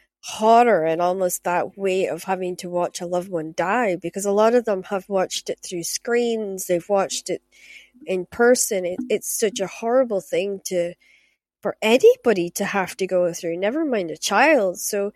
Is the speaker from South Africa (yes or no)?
no; Scotland, United Kingdom; I'm Scottish